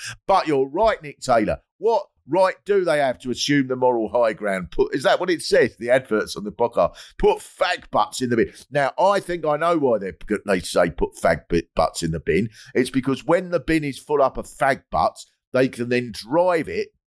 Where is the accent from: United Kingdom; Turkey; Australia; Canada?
United Kingdom; Kent, South East England; I grew up in Kent